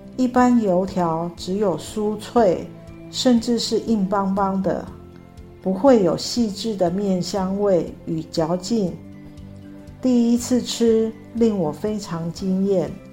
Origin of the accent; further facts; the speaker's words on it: northern Taiwan, Taiwan; moved away as an adult; now in Tainan, Taiwan; 我是北部长大的孩子